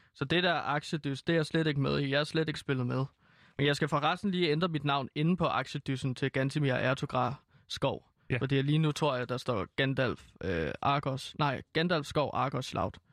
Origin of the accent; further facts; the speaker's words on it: Herlev, Capital Region of Denmark, Denmark; Herlev, øh, der hvor jeg kommer fra